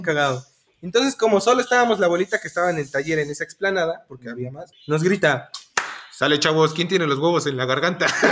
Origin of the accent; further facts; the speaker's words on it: Mexico; somos mexicanos y nos reímos de cualquier tragedia